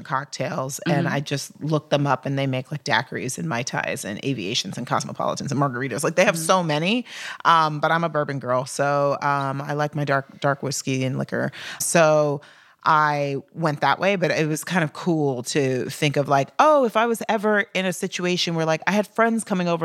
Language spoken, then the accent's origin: English; Texas, United States; I'm from Texas and was raised in a very white suburb